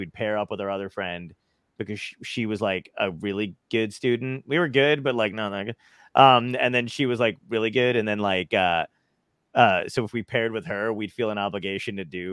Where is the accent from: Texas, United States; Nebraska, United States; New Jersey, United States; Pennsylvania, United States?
New Jersey, United States; also born or lived in Brooklyn, New York; I was born in Brooklyn, and but yeah, I moved out and I lived in Jersey. I basically was raised in New Jersey.